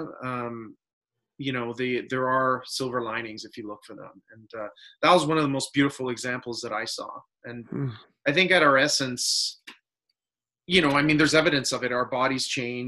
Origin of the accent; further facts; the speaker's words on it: Canada; I grew up in Canada. All my ancestors are, most of them, in Italy